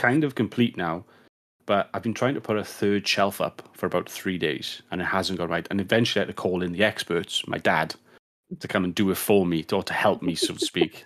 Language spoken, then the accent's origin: English; United Kingdom; as a Brit